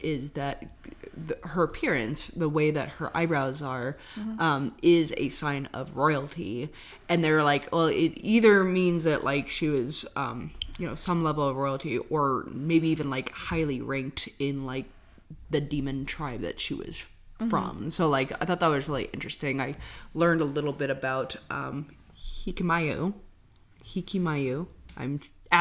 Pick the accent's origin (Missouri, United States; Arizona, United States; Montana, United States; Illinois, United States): Missouri, United States; I'm from Missouri